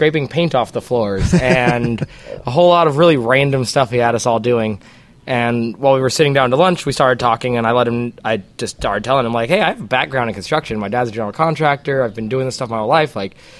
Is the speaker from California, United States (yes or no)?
yes; Pasadena, California, United States; I'm from Pasadena originally as well.